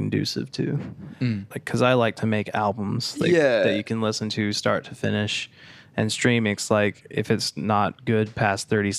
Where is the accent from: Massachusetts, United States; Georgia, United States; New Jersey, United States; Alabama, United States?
Massachusetts, United States; Well, I'm from Massachusetts.